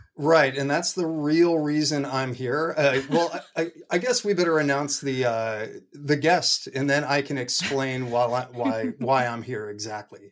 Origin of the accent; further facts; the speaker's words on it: near Stanford, California, United States; now in Oregon, United States; I grew up near Stanford